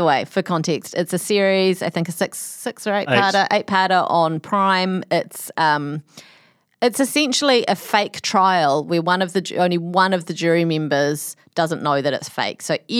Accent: New Zealand; It's a very close to, I'm a New Zealander.

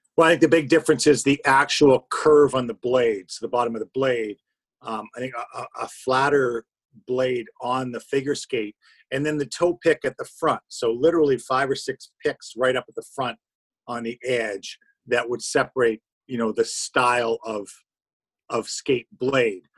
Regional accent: Toronto, Ontario, Canada; also born or lived in Timmins, Ontario; I am from Timmins, and the easiest way I first describe it, it's about 600 miles north of Toronto

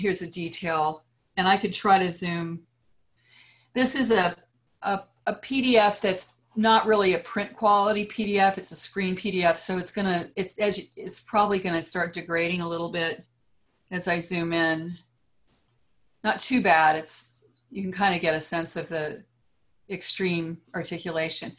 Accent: Great Plains, United States; now in California, United States; growing up on the Great Plains

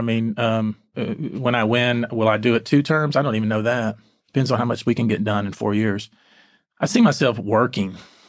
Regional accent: Texas, United States; Bayou, yeah, of course. I am a Texan, you know.

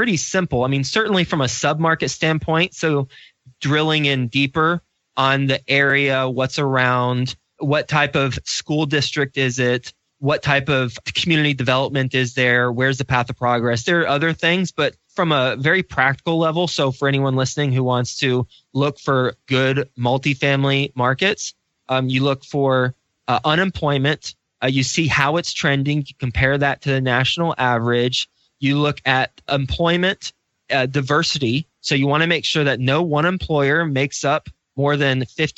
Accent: Fort Worth, Texas, United States; moved away as an adult; also born or lived in Lubbock, Texas / New York City; I grew up in Fort Worth, Texas. I'm from Dallas-Fort Worth area

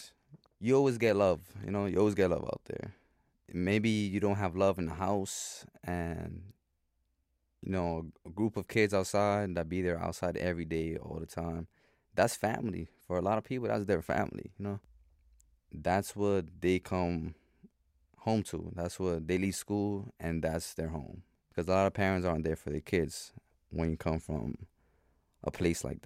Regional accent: New York City, New York, United States; Growing up in the Bronx

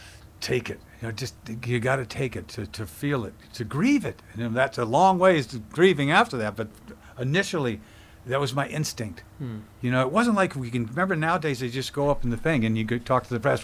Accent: Oakland, California, United States; I'm from Oakland, you know what I mean?

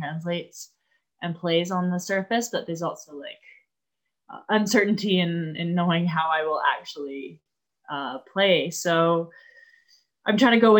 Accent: Vancouver, British Columbia, Canada; my hometown tournament

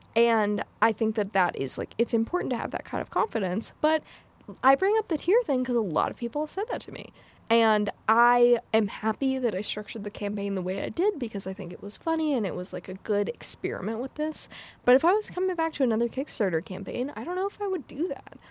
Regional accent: United States; my mom is white and I grew up in America

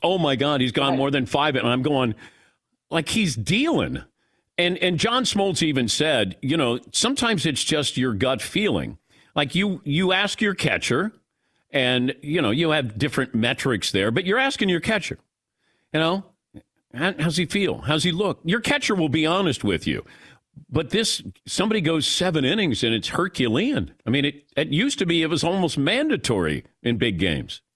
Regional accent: Cincinnati, Ohio, United States; I grew up in Cincinnati

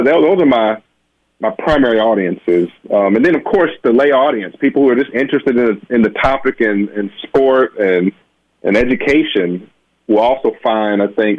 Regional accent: Benton Harbor, Michigan, United States; born or raised there

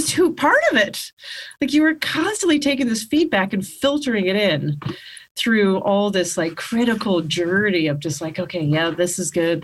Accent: Canada; moved away; I grew up in Canada and I started stand-up in Canada

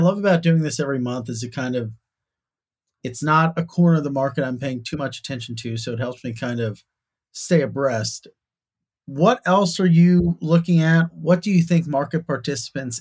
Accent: United States; I'm an American

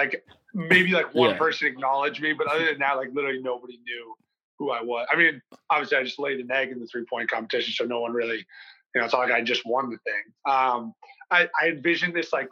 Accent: Northeast, United States; moved away as an adult; also born or lived in Midwest; now in Miami, United States; growing up in the Northeast

